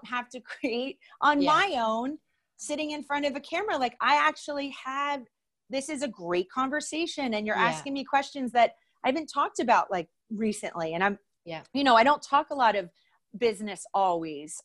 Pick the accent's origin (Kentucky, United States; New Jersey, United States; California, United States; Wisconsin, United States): New Jersey, United States; I am from New Jersey